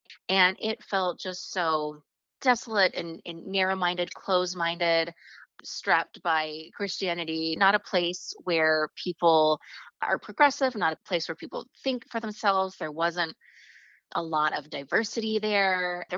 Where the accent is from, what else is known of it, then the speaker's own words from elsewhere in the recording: Oklahoma, United States; also born or lived in Virginia; I was born in Virginia and we moved around a little bit because my dad was in the military, but I grew up primarily in Oklahoma. So I spent 15 of my formative years in the Bible Belt, the middle of nowhere.